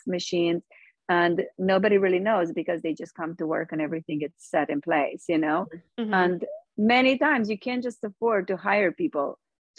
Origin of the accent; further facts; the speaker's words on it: Romania; moved away as an adult; now in United States; I'm from Romania and I grew up with nothing.